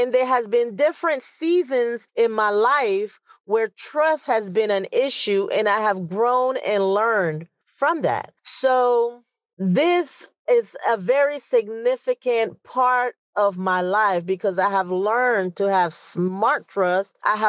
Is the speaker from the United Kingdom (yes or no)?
no; Panama; moved away as an adult; Now, I'm originally from Panama, and the best advice I received was when I was 18 years old. I was getting ready to leave Panama to join the military.